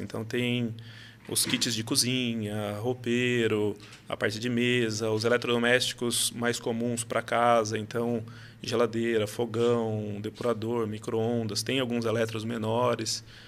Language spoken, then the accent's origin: Portuguese; Salto, São Paulo, Brazil; sou de Salto, nascido e criado aqui do lado de vocês